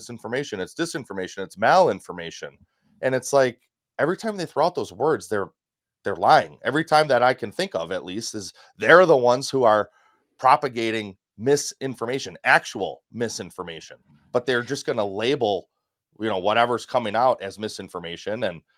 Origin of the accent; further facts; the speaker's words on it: Wisconsin, United States; or from my home state, Mike Gallagher up in Green Bay, Wisconsin's eighth congressional district.